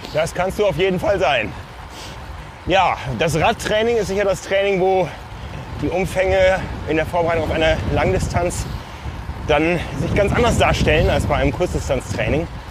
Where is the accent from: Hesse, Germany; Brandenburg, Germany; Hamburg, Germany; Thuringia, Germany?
Hamburg, Germany; accent: northern German; ich als Hamburger sage Berg